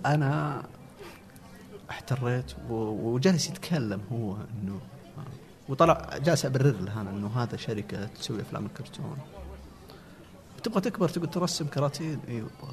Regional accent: Al-Namas, Asir, Saudi Arabia; moved away as an adult; also born or lived in Abha / Riyadh; ما جينا من ابها جينا من قريه تابعه للنماص مدينه النماص

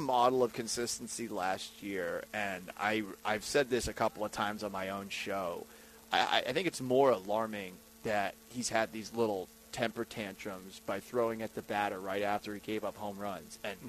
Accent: Boston, Massachusetts, United States; moved away; Because I'm from Boston, and my mom's from Philly, so I'm like just a hybrid.

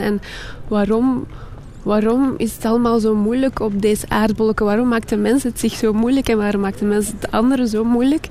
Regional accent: Jette, Brussels-Capital Region, Belgium; moved away; also born or lived in Kapelle-op-den-Bos; Ik ben, ik ben opgegroeid in Jette. En dan naar Kapellen op den Bos verhuisd.

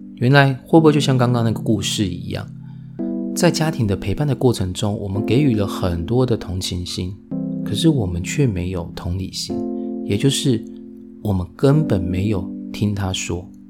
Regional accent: Taiwan; 我们台湾人

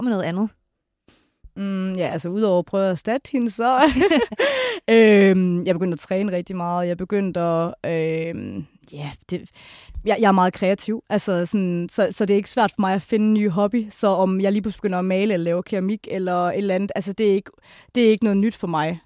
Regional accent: Kolding, Southern Denmark, Denmark; moved away; fra min hjemby Kolding

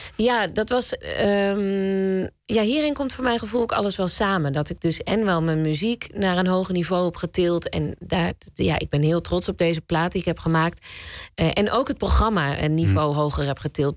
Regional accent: Zwolle, Overijssel, Netherlands; We komen ook allebei uit Zwolle

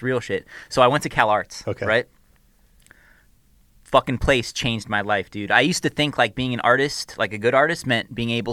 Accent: the Valley, California, United States; I'm from the Valley

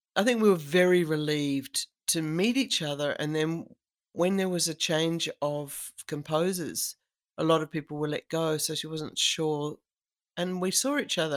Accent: Australia; I'm a woman, and I'm Australian

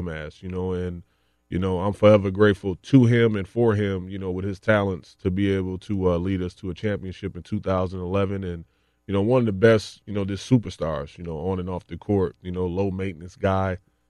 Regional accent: Racine, Wisconsin, United States; I had a chance back in my hometown, Racine, Wisconsin.

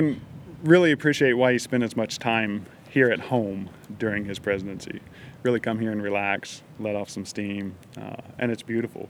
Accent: Oklahoma, United States; now in Texas, United States; it's work I grew up doing. I grew up farming in Oklahoma

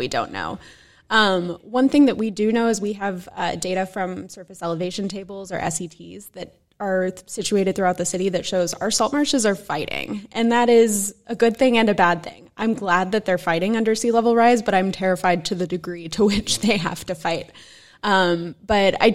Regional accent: Dallas, Texas, United States; now in New York City, United States; I grew up in Dallas, Texas

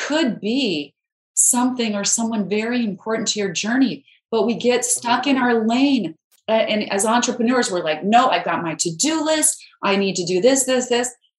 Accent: Idaho, United States; I grew up in Idaho where we have a lot of potatoes, but no mangoes

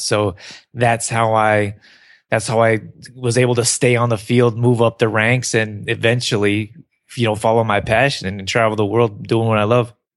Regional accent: Canada; also born or lived in Northern California; I grew up here in Canada

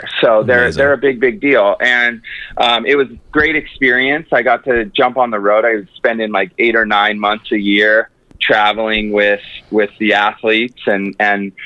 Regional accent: Capitola, California, United States; moved away as an adult; also born or lived in San Diego; I was born and raised in Northern California in a small town called Capitola

